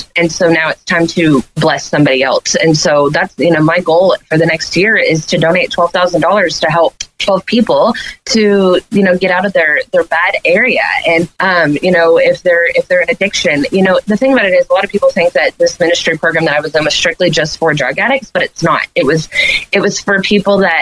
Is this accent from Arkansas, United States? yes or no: yes; Leslie, Arkansas, United States; also born or lived in Harrison, Arkansas; I was born in Harrison, but I'm from a little community called Leslie. There's like 400 people there